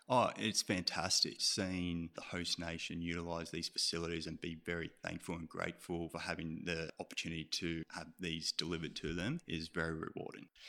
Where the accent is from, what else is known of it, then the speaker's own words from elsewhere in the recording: Melbourne, Victoria, Australia; moved away as an adult; also born or lived in Canberra / Brisbane; now in Sydney, Australia; I'm actually from Melbourne.